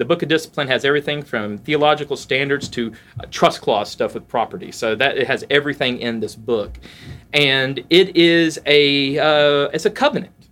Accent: Valdosta, Georgia, United States; I'm from Valdosta, Georgia

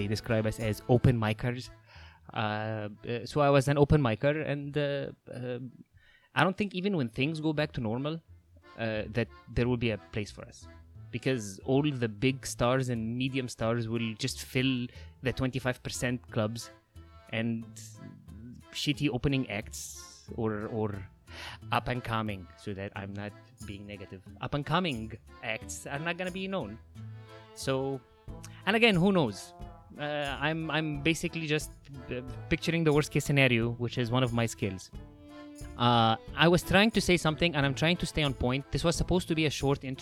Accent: Egypt; now in Los Angeles, United States; If you notice that there's an accent, that's because I'm from Egypt. I'm currently living in LA.

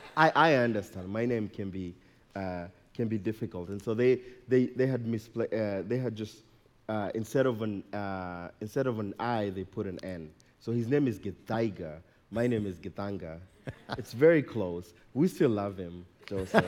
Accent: Nairobi, Kenya; now in Colorado, United States; I was born and raised in Nairobi, Kenya.

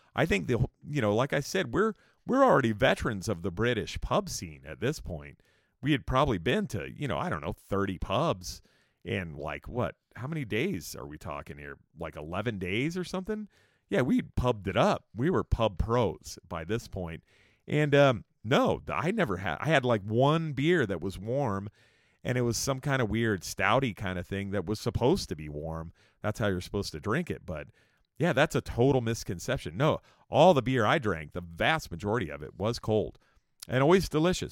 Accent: Escondido, California, United States; also born or lived in San Diego; I had moved back to a town called Escondido in California, where I kinda grew up a little bit

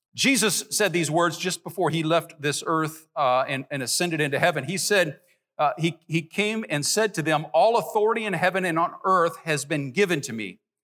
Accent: Nappanee, Indiana, United States; moved away; my hometown, Napanee, Indiana, northern Indiana

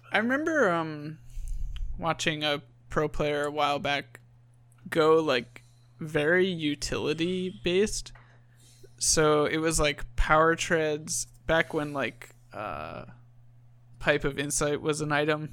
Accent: Long Island, New York, United States; moved away; I grew up on Long Island

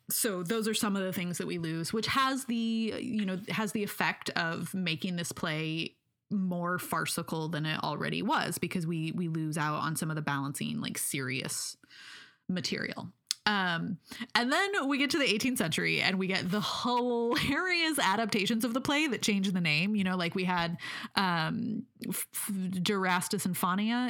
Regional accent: United States; we're American

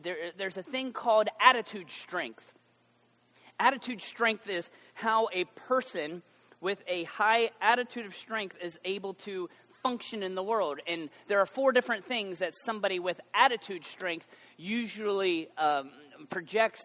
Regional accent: United States

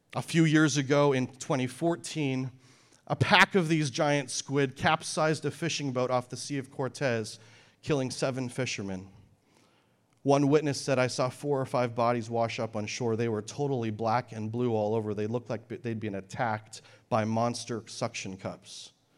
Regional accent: Canada; moved away; I grew up in Canada near the mountains

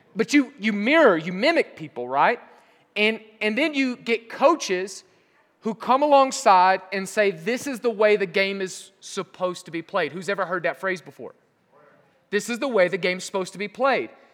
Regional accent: Southern Oklahoma, United States; moved away as an adult; also born or lived in Europe; I'm from Southern Oklahoma

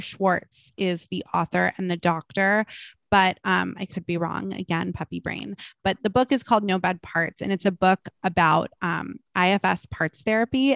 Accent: Malibu, California, United States; I'm from Malibu

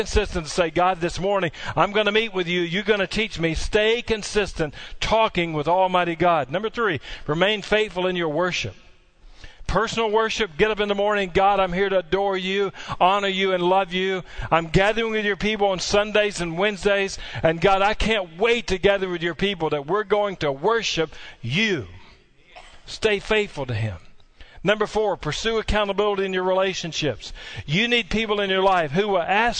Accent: Barren River Lake, Kentucky, United States; I grew up on Barron River Lake, not far from here

